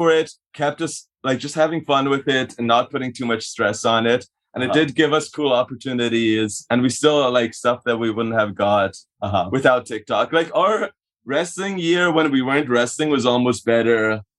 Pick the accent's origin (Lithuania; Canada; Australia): Canada; accent: mix of a weird Canadian voice, weird Hungarian; we're Canadian